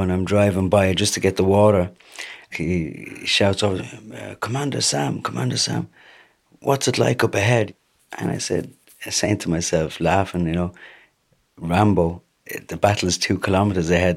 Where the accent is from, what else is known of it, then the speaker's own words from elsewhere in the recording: Dublin, Leinster, Ireland; also born or lived in Tripoli, Libya; Now I'm from Tripoli. I'm half Dublin, half Tripoli, capital city boy